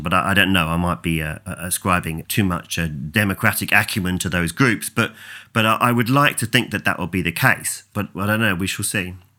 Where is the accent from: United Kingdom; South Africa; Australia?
United Kingdom; England; as an Englishman